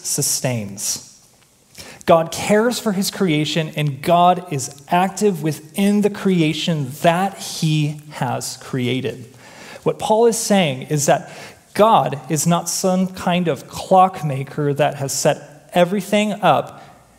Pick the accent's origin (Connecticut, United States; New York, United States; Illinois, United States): Illinois, United States; Chicago; moved away; I grew up in Chicago